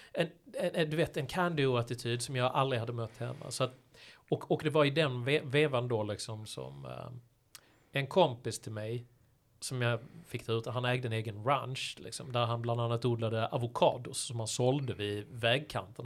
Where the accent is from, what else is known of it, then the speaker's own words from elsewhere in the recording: Malmö, Skåne, Sweden; moved away as an adult; also born or lived in San Francisco; hemma i Malmö då där jag växte upp som, som ung